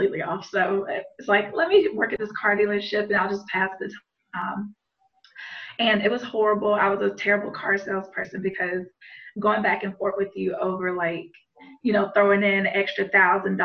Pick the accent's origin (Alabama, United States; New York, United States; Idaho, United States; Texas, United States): Alabama, United States; Montgomery; my hometown of Montgomery, Alabama